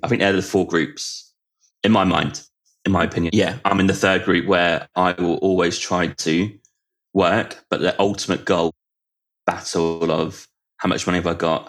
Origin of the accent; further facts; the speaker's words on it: United Kingdom; in UK it's called sixth form